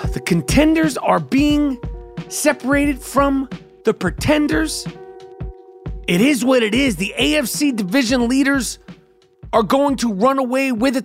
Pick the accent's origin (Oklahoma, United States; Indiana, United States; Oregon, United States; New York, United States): New York, United States; New York City; born and bred in Nueva York, New York City, New York Hospital